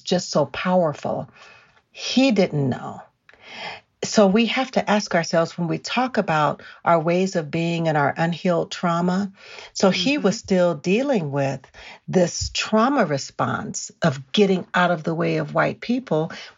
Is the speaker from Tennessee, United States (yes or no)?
no; California, United States; But here we are again in Colorado. He takes my son sledding. And I'm from California, so I'd rather not go.